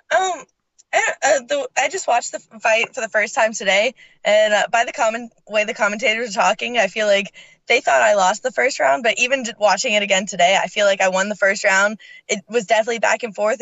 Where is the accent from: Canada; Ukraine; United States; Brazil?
Canada; moved away; also born or lived in Scotland; I'm originally from Canada, and then both my parents are from Scotland